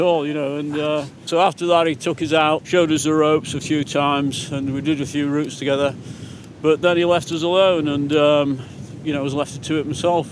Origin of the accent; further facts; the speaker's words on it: Langdale, Lake District, North West England, United Kingdom; This is my hometown